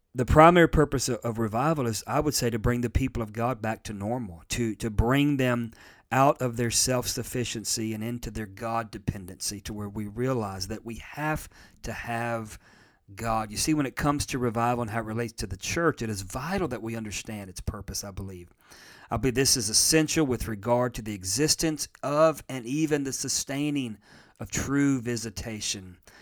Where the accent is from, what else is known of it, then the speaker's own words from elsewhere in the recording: United States; I'm in America and I'm an American